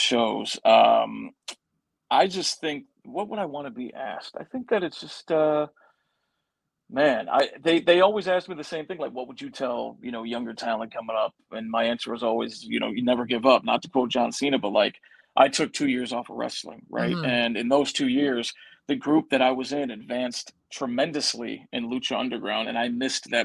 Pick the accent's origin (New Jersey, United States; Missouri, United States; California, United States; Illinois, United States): Illinois, United States; Chicago; my hometown of Chicago.